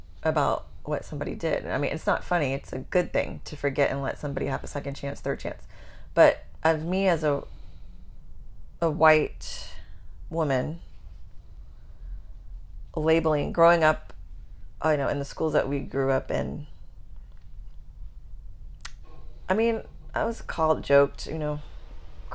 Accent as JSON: {"language": "English", "region": "Texas", "country": "United States", "said": "I'm from Texas"}